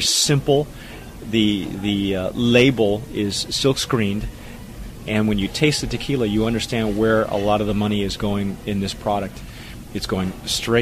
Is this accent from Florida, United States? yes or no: no; Southern California, United States; moved away as an adult; now in New Mexico, United States; I'm from Southern California